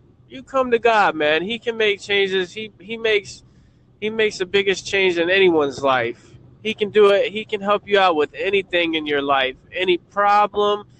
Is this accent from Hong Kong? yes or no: no; Florida, United States; I'm from Florida